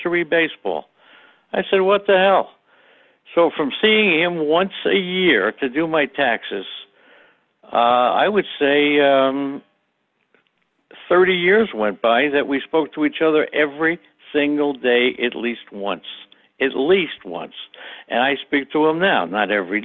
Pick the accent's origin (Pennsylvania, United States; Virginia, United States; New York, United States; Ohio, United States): New York, United States; New York City; I grew up in Queens, New York, with the Dodgers, the Giants, and the Yankees in my blood in the 1950s